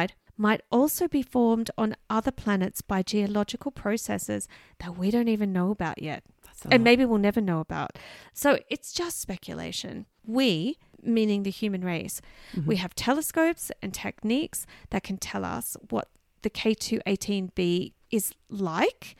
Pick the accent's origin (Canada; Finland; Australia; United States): Australia; Canberra, Australian Capital Territory; Tidbinbilla, which is in my hometown of Canberra